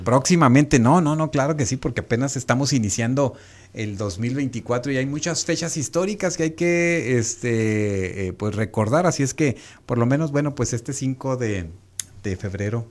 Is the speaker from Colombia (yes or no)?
no; Mexico; nosotros como mexicanos